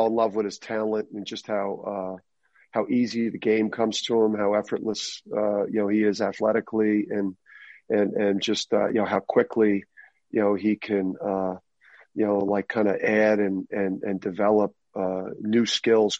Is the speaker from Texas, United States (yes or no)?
no; Jersey City, New Jersey, United States; growing up in Jersey City, I listened to a lot of rap growing up